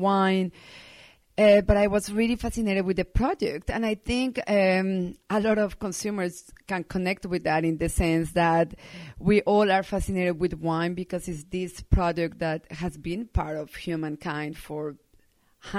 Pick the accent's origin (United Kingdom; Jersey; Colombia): Colombia; Medellín, Antioquia; also born or lived in Bordeaux, France; now in Sonoma County, United States; I was born and raised in Medellin, Colombia